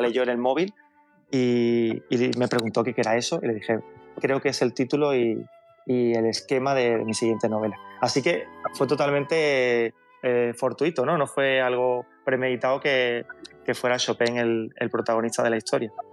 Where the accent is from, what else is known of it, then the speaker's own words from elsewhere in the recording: Seville, Andalusia, Spain; soy sevillano